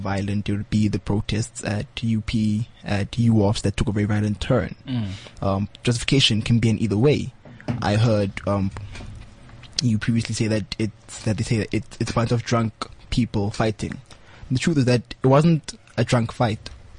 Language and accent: English; Soweto, Gauteng, South Africa; also born or lived in Eldorado Park; I grew up in Soweto, very humble beginnings.